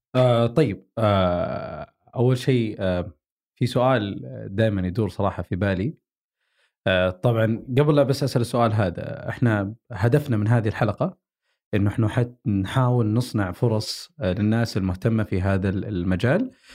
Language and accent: Arabic; Saudi Arabia; احنا بالسعوديه